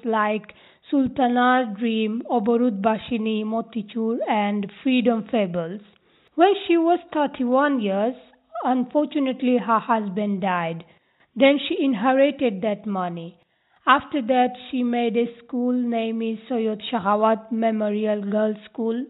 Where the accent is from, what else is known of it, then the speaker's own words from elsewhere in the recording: Bangladesh; English is a second language; now in Newcastle, United Kingdom; I am from Bangladesh.